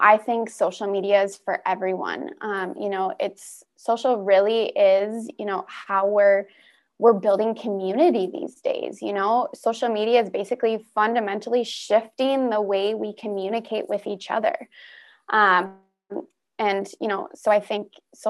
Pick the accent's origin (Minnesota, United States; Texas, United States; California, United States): Minnesota, United States; Minneapolis; Born and raised in Minneapolis. So I've definitely been around this area my whole life.